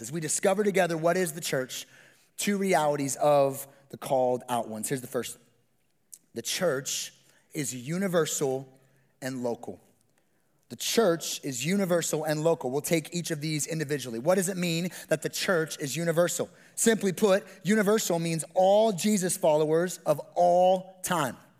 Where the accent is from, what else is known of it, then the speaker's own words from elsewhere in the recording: West Coast, United States; moved away; I'm from the Best Coast, which is the West Coast